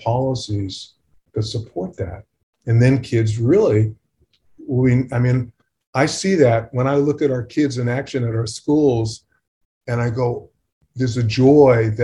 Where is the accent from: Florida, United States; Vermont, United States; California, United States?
California, United States; I'm from California